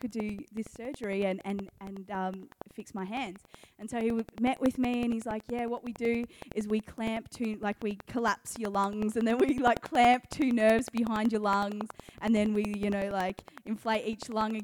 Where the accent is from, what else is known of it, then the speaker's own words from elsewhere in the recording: Geelong, Victoria, Australia; I'm from Catland. I grew up in Geelong